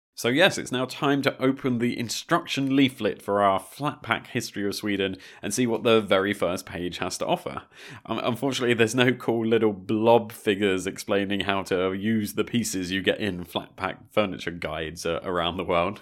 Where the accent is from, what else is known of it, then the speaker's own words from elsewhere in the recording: Brighton, South East England, United Kingdom; I'm from the south coast of the U K. I'm from Brighton